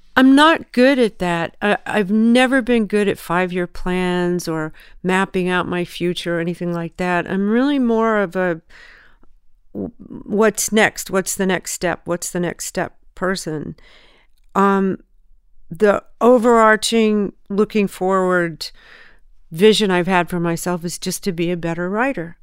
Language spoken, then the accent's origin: English; Southern California, United States; born or raised there; also born or lived in Memphis, Tennessee